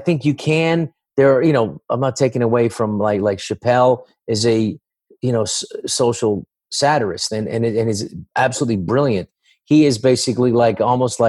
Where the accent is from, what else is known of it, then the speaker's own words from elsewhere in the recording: San Francisco, California, United States; I grew up in San Francisco